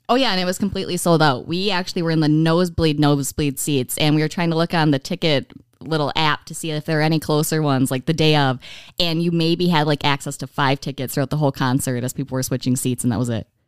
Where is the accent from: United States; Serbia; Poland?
United States; Menominee, Michigan; moved away as an adult; now in Oshkosh, United States; I grew up in Menominee, Michigan all my life